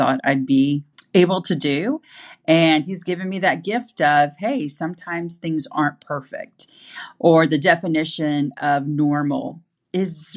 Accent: Fort Smith, Arkansas, United States; moved away; also born or lived in Bentonville, Arkansas; I was raised in Fort Smith, Arkansas, and have a true love for the entire state. I've moved back to Arkansas twice

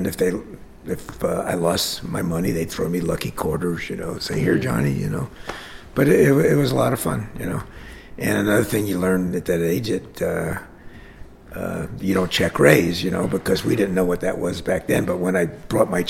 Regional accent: Hialeah, Florida, United States; also born or lived in Jersey City; I grew up in Hialeah

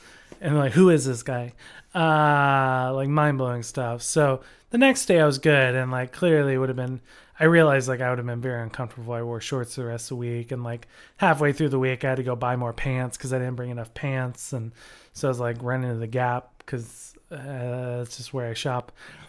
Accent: Austin, Texas, United States; because I'm like, I'm from Austin.

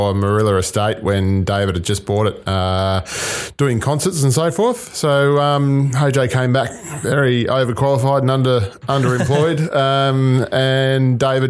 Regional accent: Melbourne, Victoria, Australia; now in Tasmania, Australia; I'm originally from Melbourne

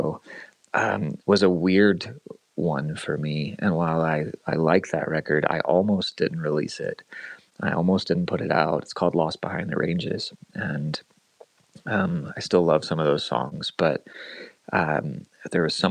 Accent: Lexington, Kentucky, United States; moved away as an adult; also born or lived in Michigan / Winchester, Kentucky / Richmond, Kentucky; I grew up in the Lexington area.

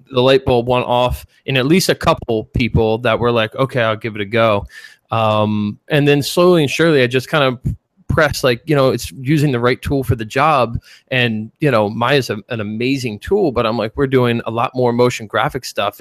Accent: Philadelphia, Pennsylvania, United States; accent: Philly; moved away as an adult; also born or lived in Chicago; I grew up in Philly

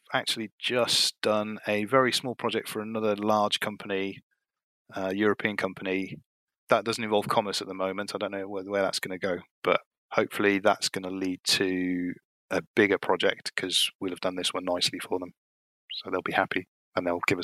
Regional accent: Cardiff, Wales, United Kingdom; now in Gloucester, United Kingdom; I've lived here for 20-something years now, 20 years or so. I'm originally from Cardiff in Wales.

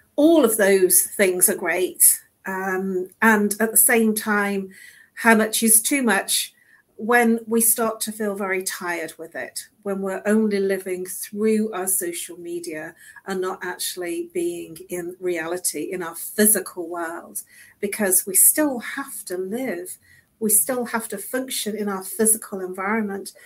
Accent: United Kingdom; now in London, United Kingdom; we are British

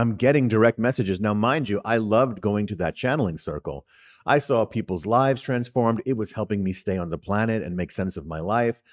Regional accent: New York City, New York, United States; also born or lived in Harlem, New York City; growing up in the Bronx in New York City

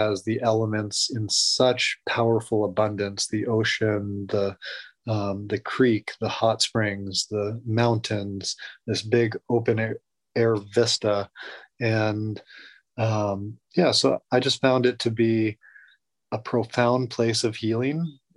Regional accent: outside of Fairbanks, Alaska, United States; moved away; growing up in Alaska in a very back to the earth community outside of Fairbanks

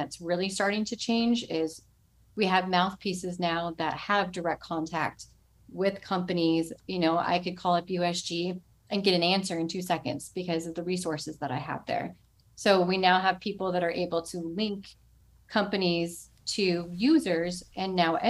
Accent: Lilburn, Georgia, United States; also born or lived in North Carolina; I was born in North Carolina. Then we lived in Lilburn, Georgia, right outside of Atlanta.

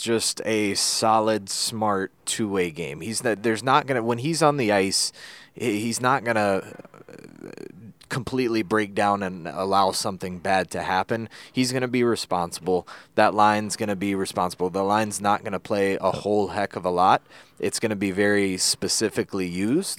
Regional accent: Kernersville, North Carolina, United States; accent: Kernersville twang

